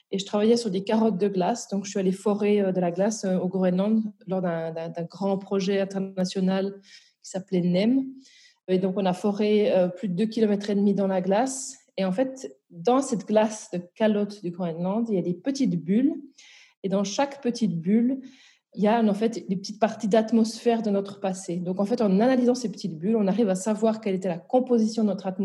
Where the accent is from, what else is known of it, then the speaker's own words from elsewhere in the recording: Val-de-Travers, Neuchâtel, Switzerland; moved away as an adult; also born or lived in Bordeaux, France; now in Brussels, Belgium; donc je suis à l'origine euh, suisse, donc je viens du Val de Travers.